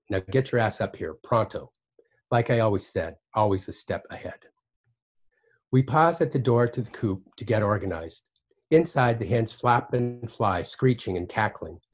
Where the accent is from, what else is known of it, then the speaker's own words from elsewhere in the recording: Basin, Wyoming, United States; at the time that I was growing up in Basin, Wyoming